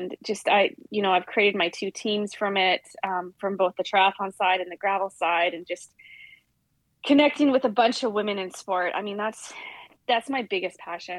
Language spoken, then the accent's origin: English; way up north in BC, British Columbia, Canada; also born or lived in Missouri; Went back home to Canada